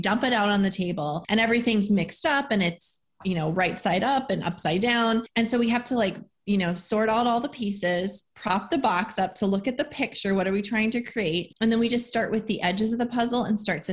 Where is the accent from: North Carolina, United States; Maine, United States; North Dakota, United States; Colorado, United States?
North Dakota, United States; moved away as an adult; now in Tennessee, United States; I am from North Dakota, born and raised. We actually live in Tennessee now.